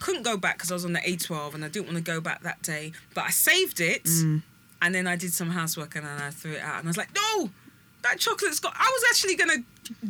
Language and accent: English; United Kingdom; it's just because we're just British.